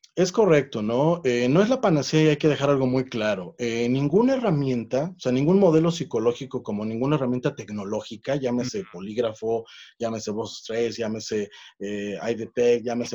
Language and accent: Spanish; Mexico; acá en México